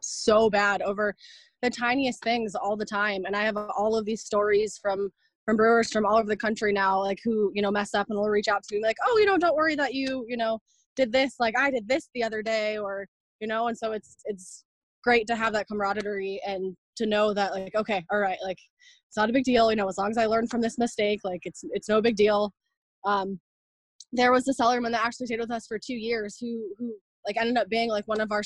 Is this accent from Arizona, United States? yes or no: yes; Arizona, United States; moved away as an adult; also born or lived in Orlando, Florida; now in Asheville, United States; I was born and raised in Arizona